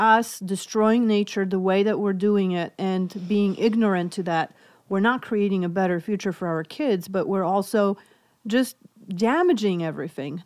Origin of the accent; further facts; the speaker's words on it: Poland; English is a second language; moved away; I'm originally from Poland, so hence my accent